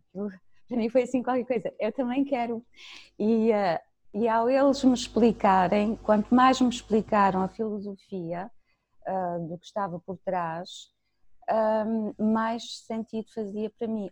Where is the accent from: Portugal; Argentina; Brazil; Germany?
Germany; moved away; cresci na Alemanha